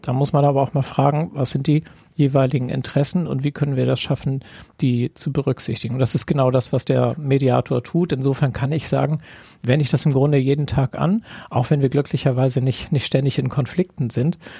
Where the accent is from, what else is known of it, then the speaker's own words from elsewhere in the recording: Kiel, Schleswig-Holstein, Germany; für mich als Kieler